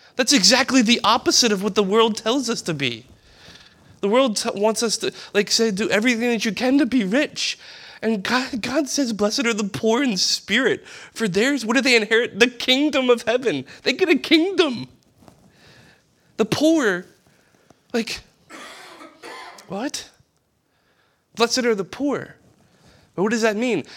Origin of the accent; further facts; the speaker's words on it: East Bank, Louisiana, United States; I'm from the West, the East Bank